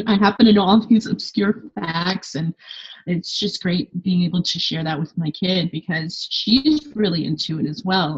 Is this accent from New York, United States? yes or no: no; Los Angeles, California, United States; moved away as an adult; now in Paris, France; I say Los Angeles